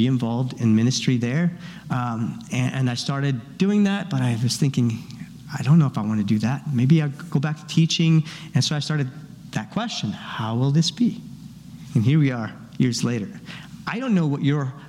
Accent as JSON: {"language": "English", "country": "Paraguay", "tie": "born or raised there", "moved": "yes", "said": "I grew up in Paraguay"}